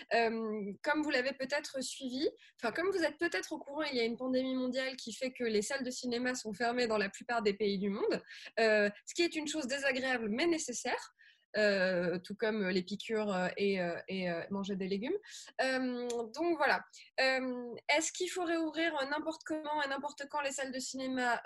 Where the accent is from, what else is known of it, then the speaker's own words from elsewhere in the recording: Grenoble, Auvergne-Rhône-Alpes, France; je viens de Grenoble